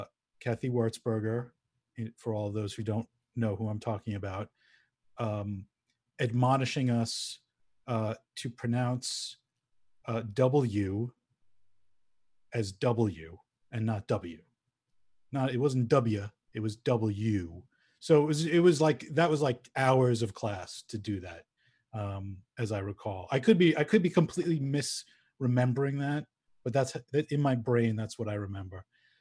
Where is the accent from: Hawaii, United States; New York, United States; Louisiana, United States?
New York, United States; accent: Long Island; Got rid of my Long Island accent.